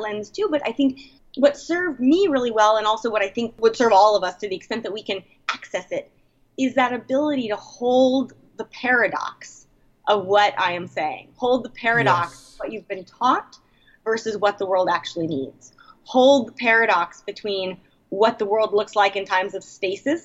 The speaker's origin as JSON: {"language": "English", "town": "San Francisco", "region": "California", "country": "United States", "tie": "born or raised there", "also_born_or_lived": "Portland, Oregon", "moved": "as an adult", "said": "I was born and raised in San Francisco, have lived there for many, many years"}